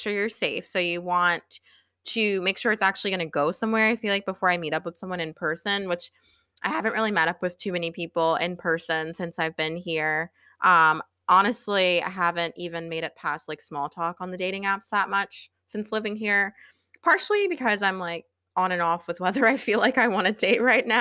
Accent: Virginia, United States; moved away as an adult; now in New York City, United States; I grew up in Virginia

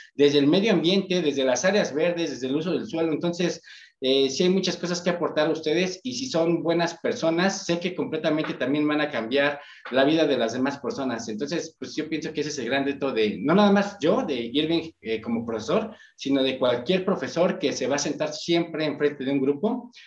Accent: Ecatepec, State of Mexico, Mexico; yo soy de Catepec

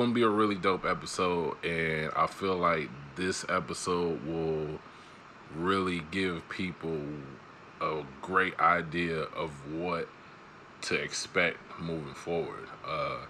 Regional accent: Chicago, Illinois, United States; also born or lived in Kalamazoo, Michigan / Mississippi; I was born in Chicago and raised between both Kalamazoo and Chicago all of my life. You know, and you sprinkle in a little bit of Mississippi in there

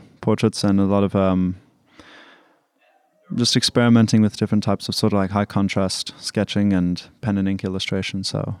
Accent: Pretoria, Gauteng, South Africa; So I'm from Pretoria, and we've lived there for about 7 years on and off.

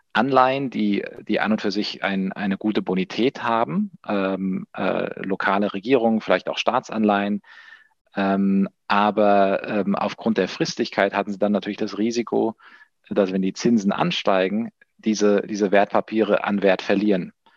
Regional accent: Taunus, near Frankfurt, Hesse, Germany; also born or lived in Spain / France / Central America; Ich komme hier tatsächlich aus der Umgebung Frankfurt, wo wir auch unser, unser Office haben, äh, aus, dem, aus dem Taunus

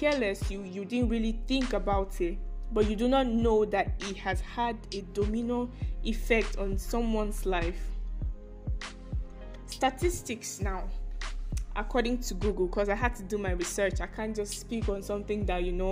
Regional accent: Nigeria; I am a Nigerian, to be specific

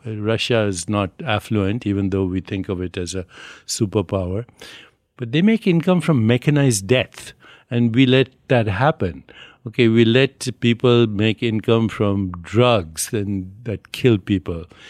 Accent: India; moved away; also born or lived in New York; I'm Indian

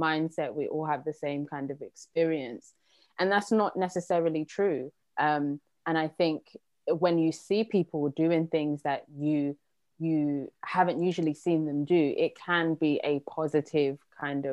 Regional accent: London, United Kingdom; I was born and raised in London

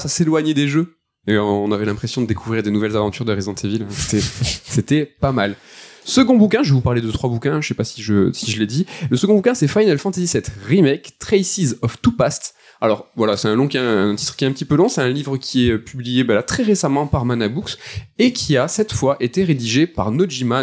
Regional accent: France; first language French; en tant que français

